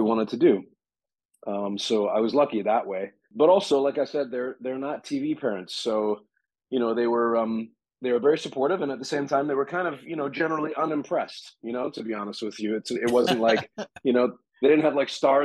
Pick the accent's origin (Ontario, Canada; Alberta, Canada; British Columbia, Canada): British Columbia, Canada; Vancouver; I grew up in Vancouver